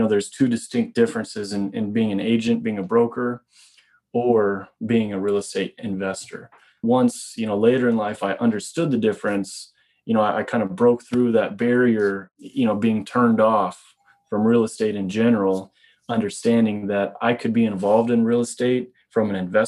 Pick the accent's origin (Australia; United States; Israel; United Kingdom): United States; Midwest; moved away as an adult; also born or lived in Boulder, Colorado; now in Canada; I grew up in the Midwest